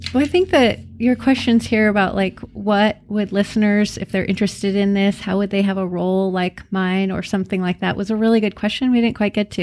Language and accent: English; McKenzie River, Oregon, United States; I grew up on the Mackenzie River in Oregon